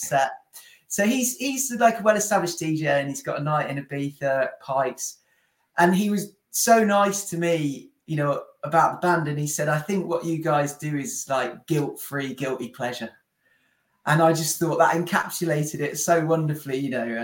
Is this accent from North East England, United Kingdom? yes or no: no; near Coventry, West Midlands, United Kingdom; Will and I are from nearby